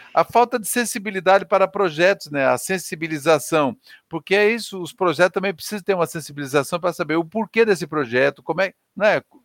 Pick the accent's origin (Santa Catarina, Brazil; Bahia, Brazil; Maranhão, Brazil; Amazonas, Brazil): Santa Catarina, Brazil; moved away; Eu sou de Santa Catarina